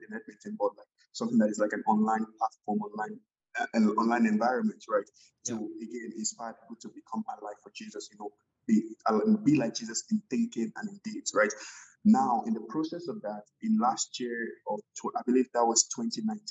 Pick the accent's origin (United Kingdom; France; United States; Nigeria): Nigeria; moved away as an adult; also born or lived in Alberta, Canada; now in Canada; I'm from Nigeria. I came to Canada in January of 2013